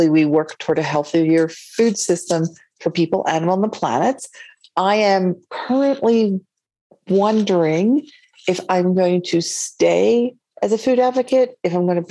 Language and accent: English; Delaware, United States; also born or lived in London / New York City; now in Santa Fe, United States; I was born in Delaware